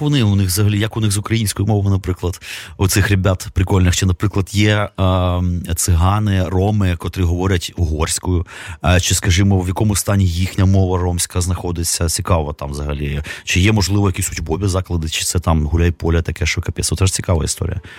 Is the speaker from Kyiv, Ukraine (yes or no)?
yes; Kyiv, Ukraine; я народився в місті, котрий ну, фактично нічим не відрізнявся там Новосибірська якої-небудь. Ну, По-русски говорили